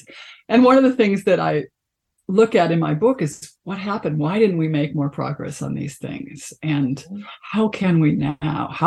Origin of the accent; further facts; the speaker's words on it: Chicago, Illinois, United States; I grew up in Chicago, the south side of Chicago